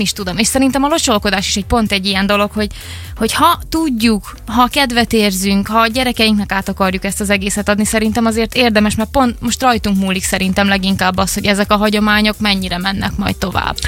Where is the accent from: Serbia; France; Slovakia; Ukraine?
Serbia; Ada, Vojvodina; now in Szeged, Hungary; én otthon voltam, Adán, én vajdasági vagyok